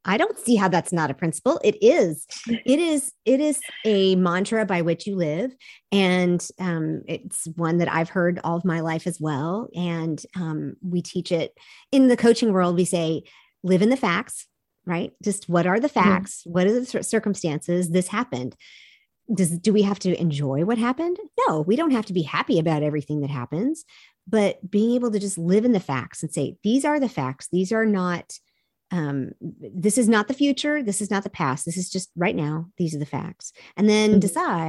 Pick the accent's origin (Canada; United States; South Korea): South Korea; I grew up in Korea. We saw the multi-generational family in that culture all the time.